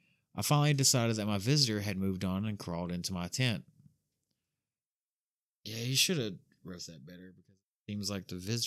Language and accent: English; New Jersey, United States; I spent a lot of time in the Pine Barrens when I was growing up in New Jersey and had my share of strange experiences.